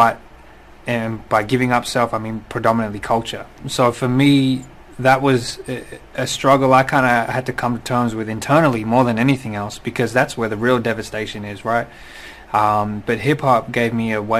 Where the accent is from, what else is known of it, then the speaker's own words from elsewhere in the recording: Sydney, New South Wales, Australia; being born and raised in Sydney, Australia